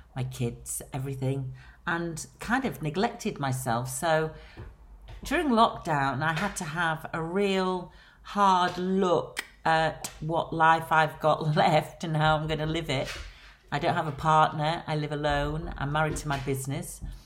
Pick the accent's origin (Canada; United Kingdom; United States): United Kingdom; Blackpool, North West England; accent: Lancashire; moved away as an adult; now in London, United Kingdom; As you can hear from my accent, I am from Lancashire, born and bred on Blackpool Promenade.